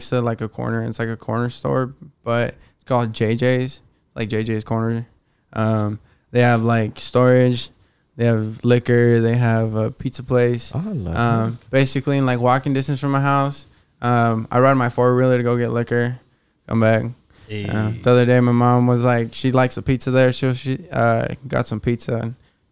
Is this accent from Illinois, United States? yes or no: no; Fort Collins, Colorado, United States; also born or lived in Mexico / Denver; I grew up in Fort Collins, which is an hour away from Denver, up north, hour 15.